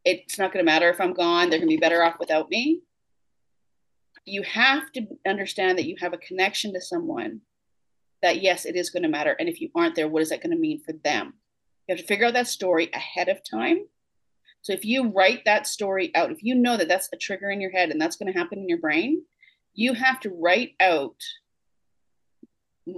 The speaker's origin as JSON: {"language": "English", "country": "Canada", "said": "I'm a good Canadian girl."}